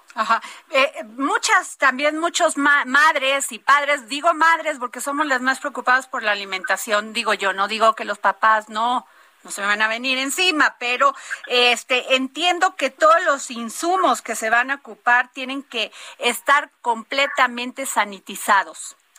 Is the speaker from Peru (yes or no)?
no; Mexico; así somos los mexicanos